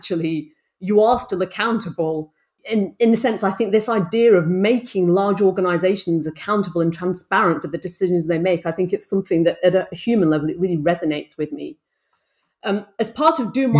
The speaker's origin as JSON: {"language": "English", "town": "Bolton", "region": "North West England", "country": "United Kingdom", "tie": "born or raised there", "said": "I grew up in Bolton in the northwest of England"}